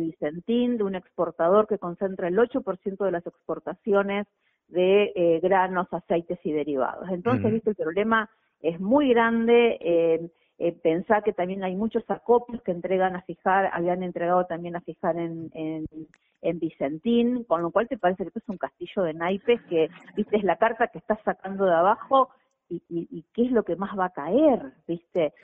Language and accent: Spanish; Argentina; moved away; nací en Vigán, eh, sí, y crecí con ese espíritu